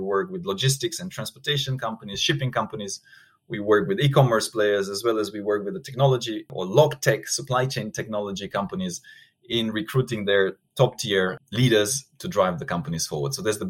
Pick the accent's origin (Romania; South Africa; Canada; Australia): Romania; now in Singapore; So originally from Romania, Eastern Europe.